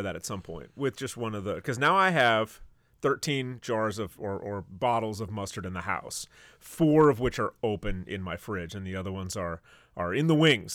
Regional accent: northern Michigan, United States; my hometown in northern Michigan

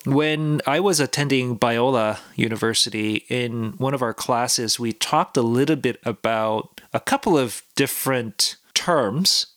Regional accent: South Korea; now in Canada; I come from Korea, South Korea

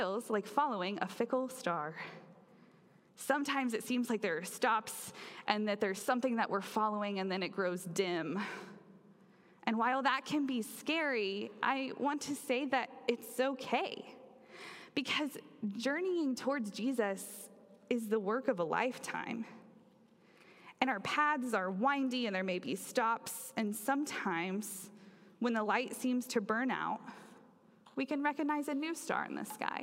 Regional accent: Oklahoma, United States; where I grew up in Oklahoma

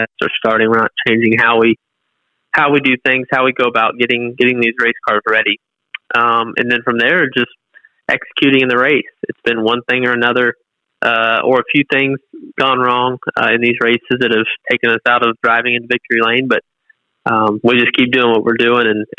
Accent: Southwest Florida, United States; moved away; we're from Southwest Florida, but we're inland, and that's the difference. We grow watermelons

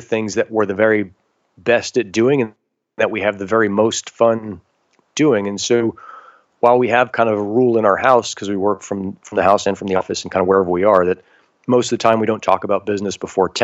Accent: United States; being American, we're already born into this really gifted place

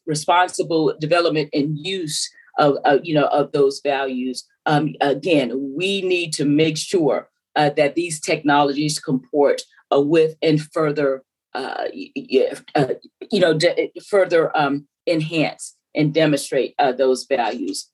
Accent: South Carolina, United States; I was raised in South Carolina, you could probably tell by the accent

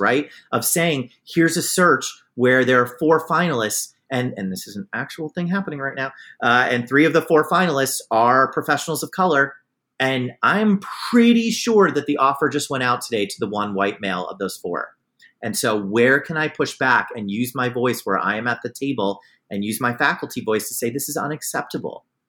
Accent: New York City area, United States; moved away as an adult; also born or lived in Vermont; now in Cleveland, United States; I'm from New York City, the New York City area

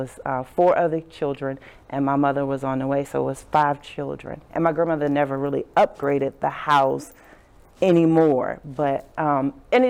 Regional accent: Southern Virginia, United States; I grew up in Southern Virginia

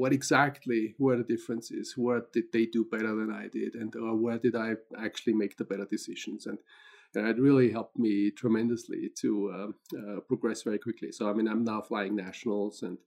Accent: Austria; moved away as an adult; also born or lived in London / Paris / Minnesota / Ohio; now in Boulder, United States; I'm originally from Austria, so that's where I grew up, and actually learned to fly gliders in Austria.

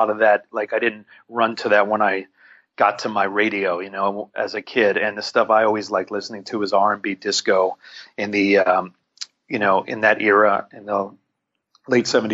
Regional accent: New York City, New York, United States; also born or lived in Los Angeles; I'm from Manhattan. Yeah, I grew up in Greenwich Village

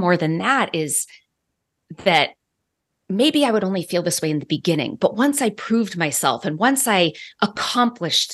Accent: Boston, Massachusetts, United States; moved away as an adult; also born or lived in San Diego; I grew up in the Boston area

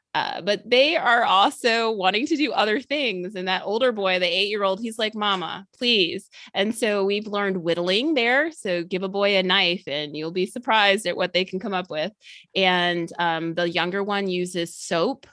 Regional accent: outside of Chicago, Illinois, United States; also born or lived in Georgia; now in Atlanta area, Georgia, United States; I grew up in the Midwest in Illinois, outside of Chicago

